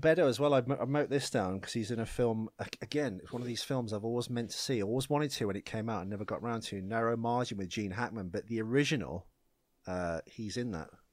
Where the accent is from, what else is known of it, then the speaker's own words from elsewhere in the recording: United Kingdom; I'm British